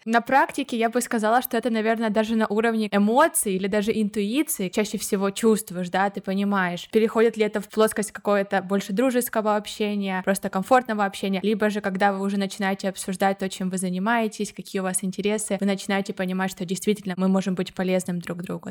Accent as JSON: {"language": "Russian", "country": "Ukraine", "moved": "as an adult", "lives_now": "Barcelona, Spain", "said": "я из Украины недавно переехала в Барселону"}